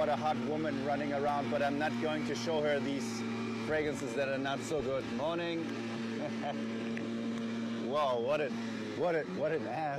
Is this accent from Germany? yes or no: yes; Germany; I'm a YouTuber from Germany.